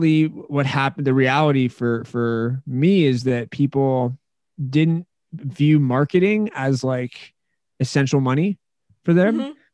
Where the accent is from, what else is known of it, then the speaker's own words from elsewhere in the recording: Menlo Park, California, United States; now in Colorado, United States; I was born in Menlo Park, California